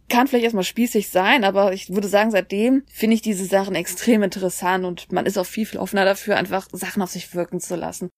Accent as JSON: {"language": "German", "country": "Germany", "also_born_or_lived": "Korea", "moved": "yes", "lives_now": "South Korea", "said": "bei uns in Deutschland"}